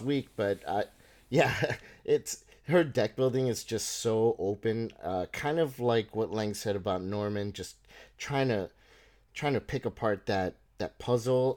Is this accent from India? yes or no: no; Panama; moved away; I grew up in, I, I was born in Panama